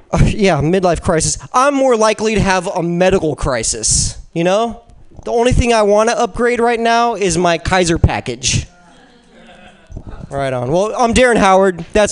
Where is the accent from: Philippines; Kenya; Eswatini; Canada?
Philippines; Yeah, I'm Filipino.